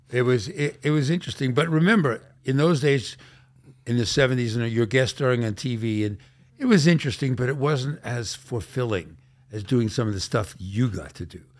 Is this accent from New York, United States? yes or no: yes; New York City, New York, United States; I grew up in Brooklyn